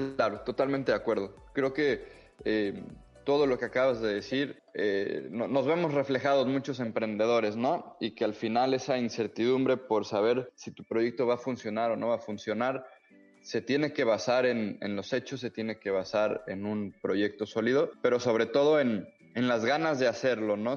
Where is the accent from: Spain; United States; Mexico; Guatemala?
Mexico; a mí como mexicano